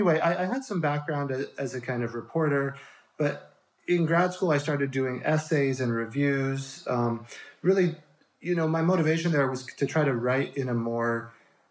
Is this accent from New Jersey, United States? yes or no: no; Colorado, United States; moved away as an adult; also born or lived in Chicago / New York City; now in Bay Area, United States; I grew up in Colorado mostly, and then only moved to the Bay Area as an adult with my wife